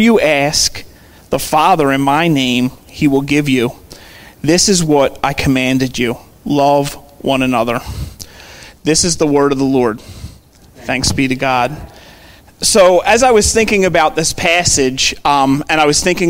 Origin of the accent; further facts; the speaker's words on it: Philadelphia, Pennsylvania, United States; I grew up in Overbrook, so we go to Lankenol Medical Center right there on Lancaster Avenue